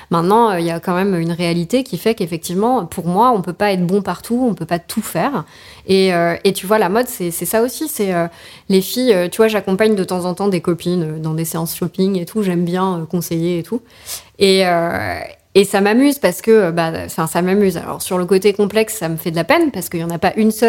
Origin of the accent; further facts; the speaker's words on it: Paris, Île-de-France, France; surtout en tant que parisienne, tu vois.